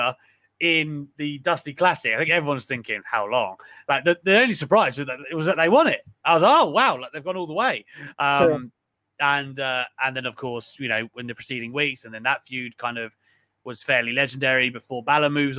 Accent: United Kingdom; I'm British

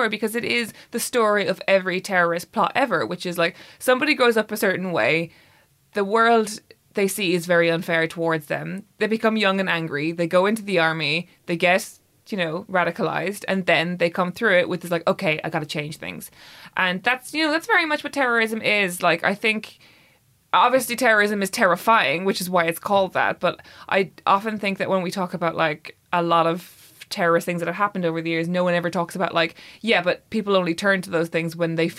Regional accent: Ireland; growing up in Ireland

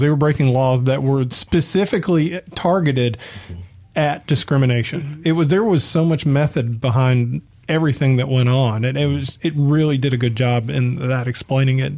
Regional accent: Atlanta, Georgia, United States; moved away as an adult; now in Mississippi, United States; I grew up in Atlanta. I came here

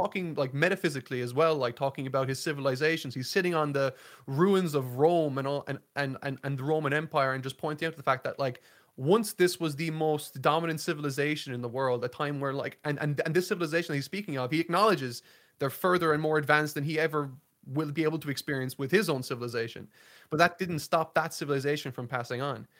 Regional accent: Ireland; I'm from Ireland

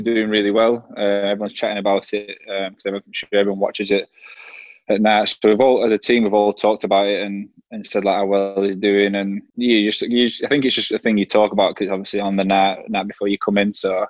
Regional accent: Burnley, North West England, United Kingdom; accent: Burnley; my Burnley accent

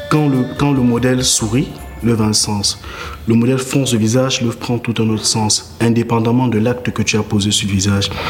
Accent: Cameroon; Artiste plasticien, j'ai 31 ans, je suis camerounais.

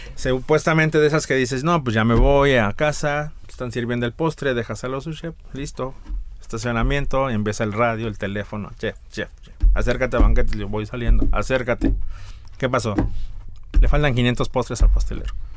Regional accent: Mexico City, Mexico; also born or lived in Tlaxcala; now in San Miguel de Allende, Mexico; Nací en Ciudad de México, pero he dicho que me nacionalice tlaxcalteca

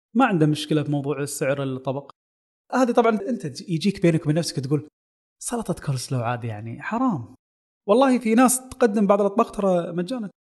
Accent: Kuwait; عندنا بالكويت

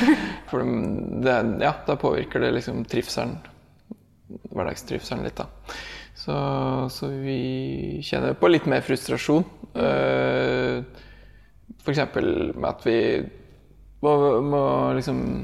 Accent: Norway; moved away as an adult; now in Indonesia

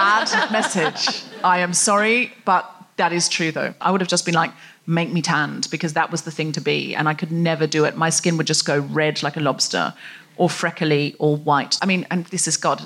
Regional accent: Gold Coast, Queensland, Australia; I was raised on the Gold Coast

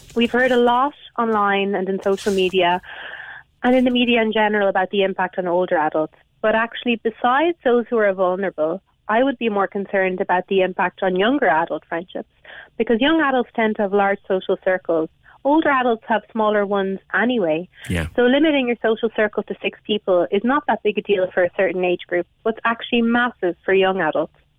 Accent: Galway, Connacht, Ireland; I live in a rural area, that's not what I'm seeing. But I'm actually from Galway City

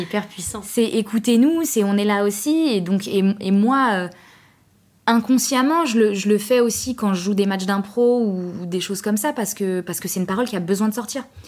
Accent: Trappes, Île-de-France, France; j'habite à Trappes, je viens de Trappes

